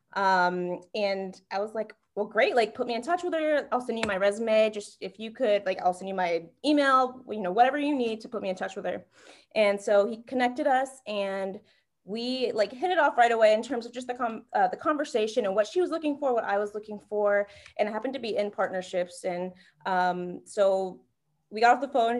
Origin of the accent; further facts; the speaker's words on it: North Carolina, United States; moved away as an adult; also born or lived in Ohio; now in Miami, United States; back at home, I'm from North Carolina